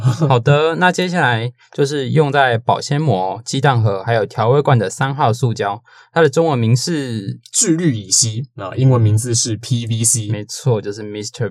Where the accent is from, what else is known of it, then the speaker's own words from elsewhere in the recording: Taiwan; 身为一个台湾人